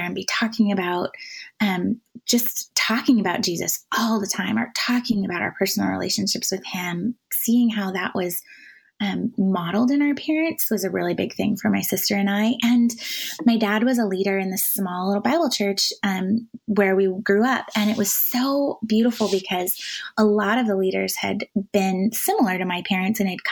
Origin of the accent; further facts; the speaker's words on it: Washington, United States; moved away; also born or lived in Manhattan; I grew up in Washington State, the dry side of the state